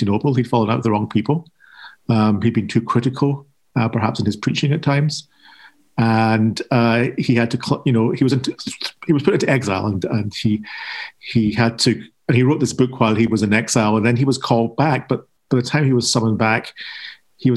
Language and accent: English; Scotland, United Kingdom; being Scottish and being Protestant